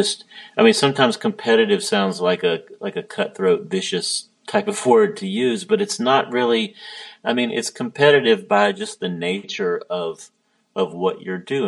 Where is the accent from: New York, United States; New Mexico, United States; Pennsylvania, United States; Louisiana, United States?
Louisiana, United States; moved away as an adult; also born or lived in Greenville, Mississippi / Monroe, Louisiana / Alexandria, Louisiana / Baton Rouge, Louisiana; now in Nashville, United States; I really grew up in Louisiana